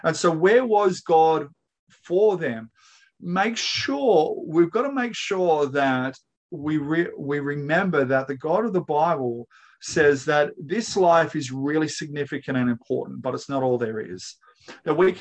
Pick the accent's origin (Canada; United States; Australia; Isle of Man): Australia; I am, you are, we're all Australian